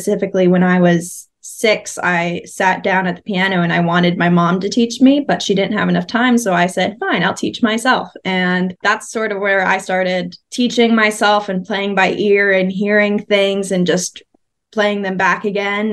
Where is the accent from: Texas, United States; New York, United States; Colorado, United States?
Texas, United States; Frisco; I am from Frisco, Texas. It's near Dallas